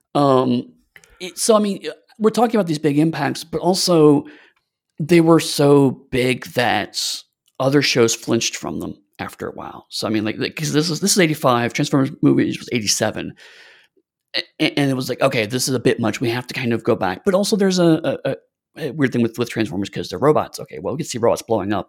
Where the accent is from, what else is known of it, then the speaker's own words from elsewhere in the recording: United States; as American